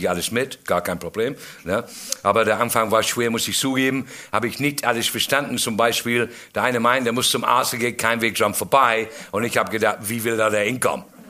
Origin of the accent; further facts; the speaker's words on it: England, United Kingdom; German is a second language; now in Germany; ich komme aus England, bin lange in Deutschland jetzt mittlerweile. Ähm, 44 Jahre bin ich in Deutschland